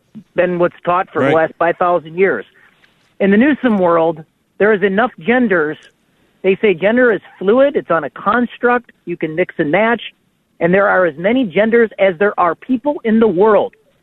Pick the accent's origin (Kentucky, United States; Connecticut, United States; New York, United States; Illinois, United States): Illinois, United States; I'm from Illinois.